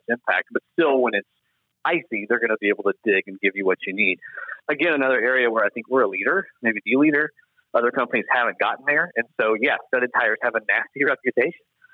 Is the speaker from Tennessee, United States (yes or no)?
yes; Nashville, Tennessee, United States; Born and raised in Nashville